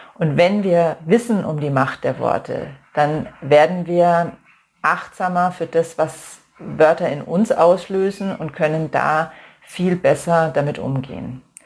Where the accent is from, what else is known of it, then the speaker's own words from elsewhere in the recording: Germany; bei uns in Deutschland